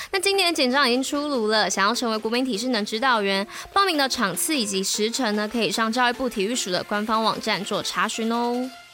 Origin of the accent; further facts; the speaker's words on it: Taipei, Taiwan; 果然我们就是台北人